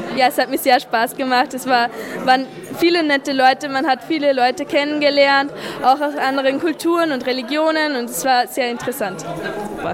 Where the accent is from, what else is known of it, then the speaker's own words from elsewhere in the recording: Schärding, Upper Austria, Austria; ich komme aus Oberösterreich, genau gesagt aus Scherding, gehe auch dort zur Schule